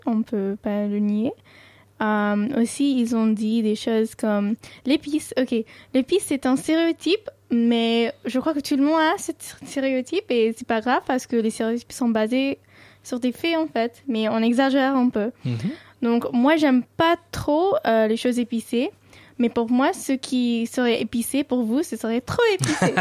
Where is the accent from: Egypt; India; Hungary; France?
India; New Delhi, Delhi; first language Sindhi; French is a second language; à New Delhi en moins, tout le monde parle hindi. Mais ma langue maternelle, c'est Sindhi.